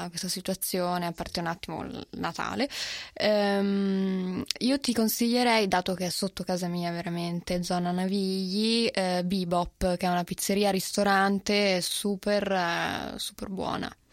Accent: Genoa, Liguria, Italy; io sono genovese

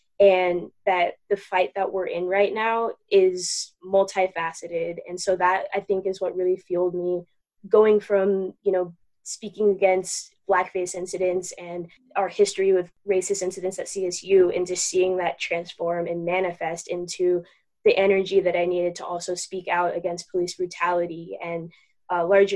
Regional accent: Aurora, Colorado, United States; I grew up in Aurora, Colorado.

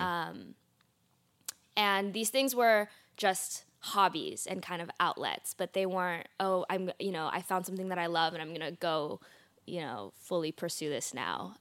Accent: Oakland, California, United States; in Oakland, California, where I was born

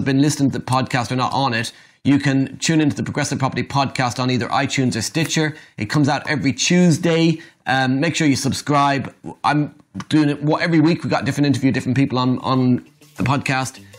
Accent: Ireland; being Irish

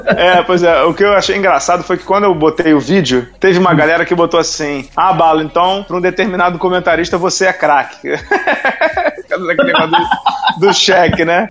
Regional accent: Rio de Janeiro, Brazil; eu sou do Rio

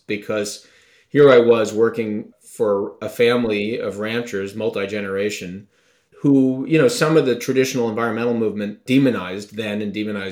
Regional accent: Long Island, New York, United States; I grew up on Long Island in a really terrific home with great parents

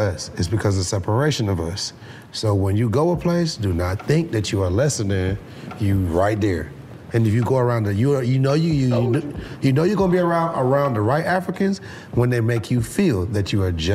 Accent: Atlanta, Georgia, United States; also born or lived in Trinidad and Tobago; I grew up here in Atlanta

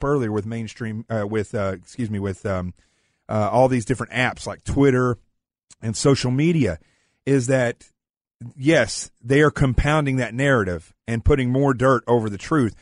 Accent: the Ozarks, Arkansas, United States; I'm from Arkansas in the Ozarks.

